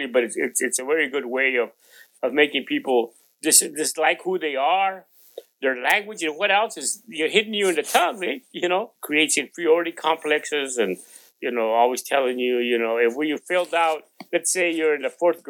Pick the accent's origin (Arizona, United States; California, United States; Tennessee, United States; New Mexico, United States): California, United States; San Joaquin Valley; first language Spanish; English is a second language; We were migrants. You know, we'd work all around the San Joaquin Valley.